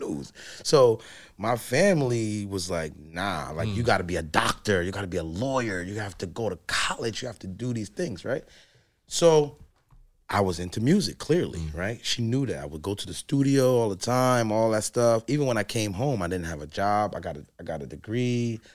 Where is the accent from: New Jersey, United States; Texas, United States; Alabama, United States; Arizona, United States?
New Jersey, United States; Newark